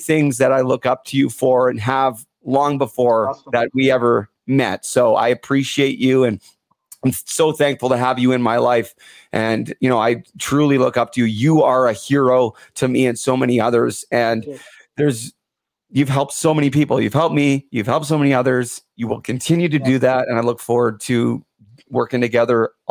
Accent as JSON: {"language": "English", "country": "Canada", "tie": "born or raised there", "said": "growing up in Canada"}